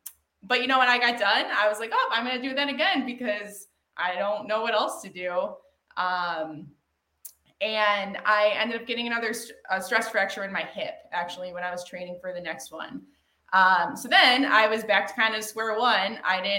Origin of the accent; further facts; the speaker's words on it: Amherst, Ohio, United States; Amherst, Ohio. So it's west of Cleveland, about 35 minutes.